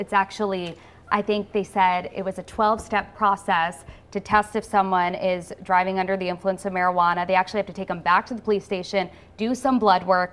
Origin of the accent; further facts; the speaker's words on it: East Greenwich, Rhode Island, United States; being able to work at my hometown news station